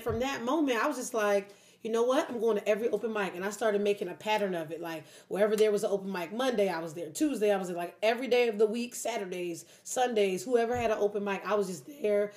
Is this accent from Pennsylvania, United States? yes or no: yes; Philadelphia, Pennsylvania, United States; now in Detroit, United States; I'm from Philly